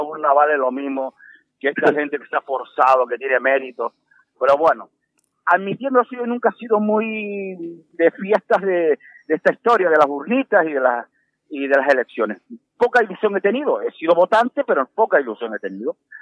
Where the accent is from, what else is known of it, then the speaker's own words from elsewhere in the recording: Canary Islands, Spain; los canarios somos muy aseados por nuestro clima